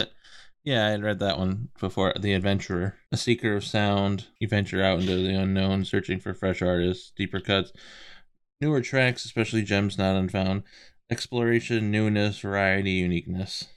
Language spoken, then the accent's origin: English; East Coast, United States; We're all from East Coast. Like, grew up not super close to the water